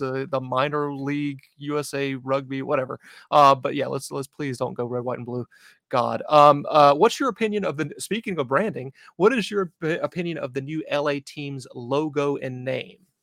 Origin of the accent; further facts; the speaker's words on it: North Carolina, United States; moved away as an adult; now in New England, United States; North Carolina, right near Charlotte, but right on the border